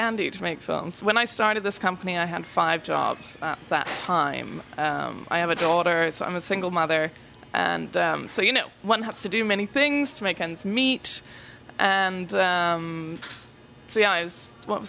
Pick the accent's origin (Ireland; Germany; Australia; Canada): Ireland; Tipperary, Munster; moved away as an adult; now in Nashville, United States; I'm from Ireland. I'm from Tipperary, which is in the south of Ireland.